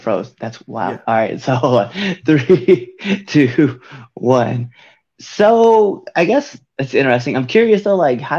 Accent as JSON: {"language": "English", "region": "Nebraska", "country": "United States", "said": "I'm like not even from like this area. Right. So I'm like, I'm from Nebraska. And then like I moved around and then landed here."}